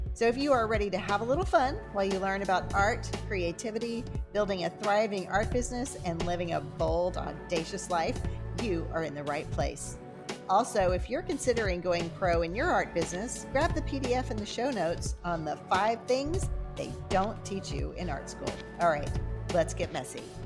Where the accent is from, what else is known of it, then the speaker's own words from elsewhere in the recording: Cajun, Louisiana, United States; I'm Cajun